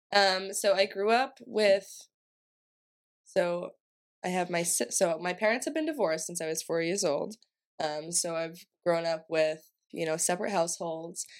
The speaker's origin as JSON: {"language": "English", "region": "Massachusetts", "country": "United States", "said": "I'm from Massachusetts"}